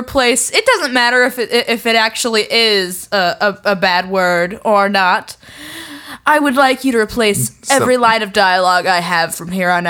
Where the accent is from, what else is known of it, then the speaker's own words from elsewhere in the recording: New England, United States; accent: New England; I'm going to sit here with my New England accent, and I'm going to sort of direct the monkey, all right?